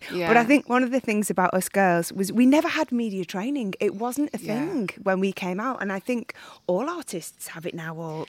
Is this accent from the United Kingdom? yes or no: yes; Widnes, North West England, United Kingdom; moved away; I'm from, we're just outside Liverpool, a place called Widnes. I grew up, which is just in between Liverpool and Manchester.